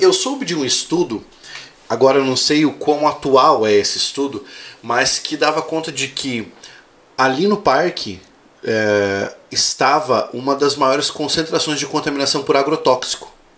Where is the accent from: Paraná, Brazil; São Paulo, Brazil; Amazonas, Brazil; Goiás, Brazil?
Paraná, Brazil; Cascavel; also born or lived in Goiânia; eu sou nascido em Cascavel, criado aqui